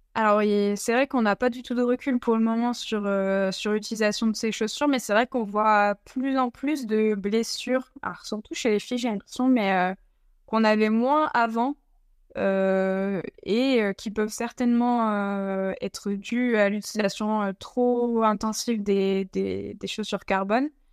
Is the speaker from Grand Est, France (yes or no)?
no; the North, Hauts-de-France, France; je viens, de, je du Nord